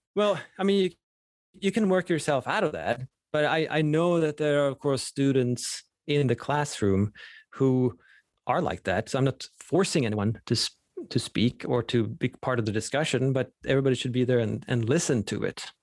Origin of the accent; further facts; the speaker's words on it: Sweden; first language Swedish; English is a second language; moved away; Swedish is my native language